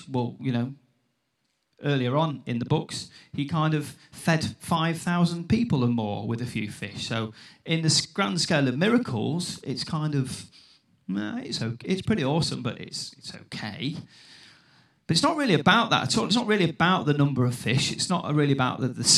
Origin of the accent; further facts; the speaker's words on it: Newark, East Midlands, United Kingdom; accent: Newark; also born or lived in St Asaph, Wales; Right, now my accent is local-ish, I think. I sound quite Newark. I grew up in Newark from about the age of 7